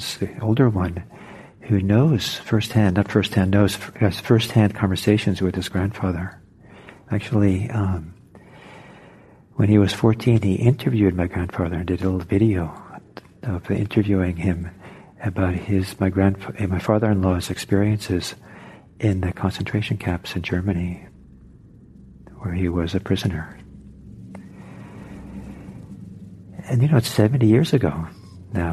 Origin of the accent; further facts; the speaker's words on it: Norway; now in United States; I'm from Norway, and originally, and I went back there a few times